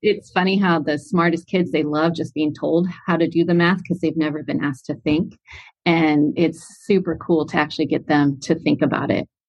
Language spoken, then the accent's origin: English; San Clemente, California, United States; from Southern California, a little city called San Clemente, California